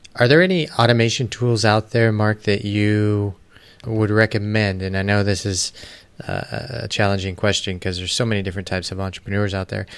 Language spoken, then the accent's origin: English; United States; moved away; also born or lived in Arizona / Costa Rica; I grew up actually outside of Kansas City and moved to Arizona